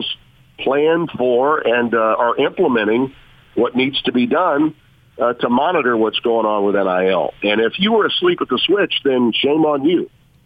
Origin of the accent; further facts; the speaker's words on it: Shreveport, Louisiana, United States; also born or lived in Connecticut / Baton Rouge / New Orleans; I've lived in Louisiana all but 4 years of my life when I was in Connecticut working at ESPN in the late 80s. I lived somewhere else. But the rest of my life, I've either been in my hometown, which is Shreveport